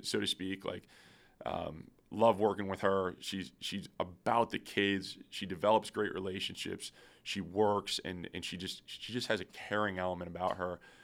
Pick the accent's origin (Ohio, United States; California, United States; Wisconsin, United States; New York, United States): New York, United States; Syracuse; now in Akron, United States; I grew up in Syracuse, New York